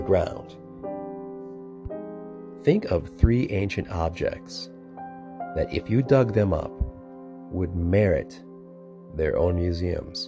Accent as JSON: {"language": "English", "town": "Annandale", "region": "Minnesota", "country": "United States", "tie": "born or raised there", "said": "I went to Annandale, Minnesota, my hometown"}